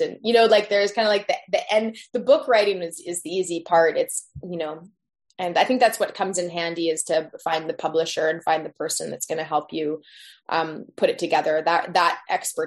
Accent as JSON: {"language": "English", "town": "Tofino", "region": "British Columbia", "country": "Canada", "tie": "born or raised there", "lives_now": "Squamish, Canada", "said": "We were living in off grid off of Tofino, just across from the hot springs there at the time that I was born"}